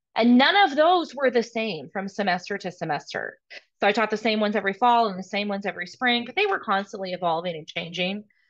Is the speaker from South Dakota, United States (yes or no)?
no; Nebraska, United States; moved away; also born or lived in Texas; I didn't go to school in Nebraska, but I was born in Nebraska